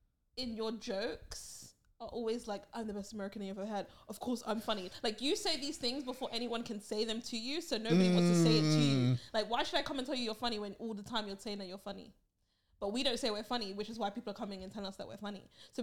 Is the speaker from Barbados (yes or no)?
yes; Barbados; someone that I've known for over 5 years in my home country.